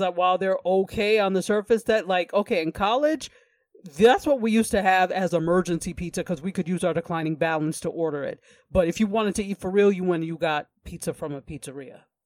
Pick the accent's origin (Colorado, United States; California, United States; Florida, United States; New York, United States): New York, United States; I'm from New York State